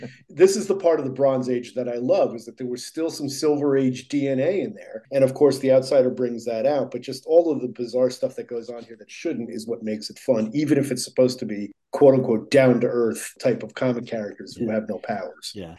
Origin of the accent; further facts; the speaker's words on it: New Jersey, United States; I grew up in New Jersey